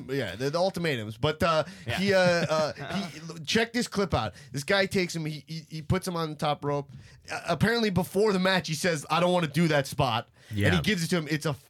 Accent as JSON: {"language": "English", "area": "Long Island", "region": "New York", "country": "United States", "said": "hey, I'm also from Long Island."}